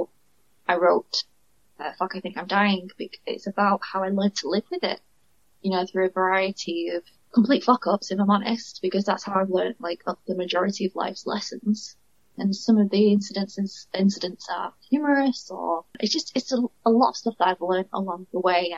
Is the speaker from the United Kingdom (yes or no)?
yes; United Kingdom; accent: northern; you can tell by my accent, I'm from the north.